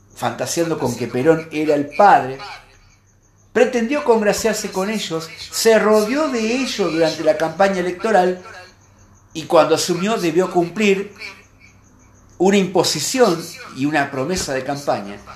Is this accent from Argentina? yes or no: yes; Argentina; como peronista, como periodista, como argentino